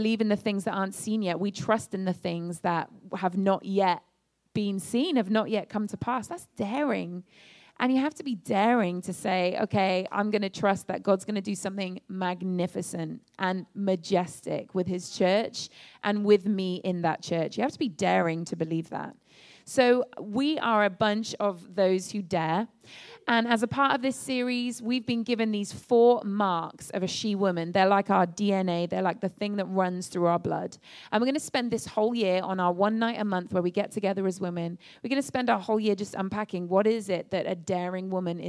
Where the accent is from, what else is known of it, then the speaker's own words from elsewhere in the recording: England, United Kingdom; moved away as an adult; I'm from England. My family and I moved over here a few months ago to start this church.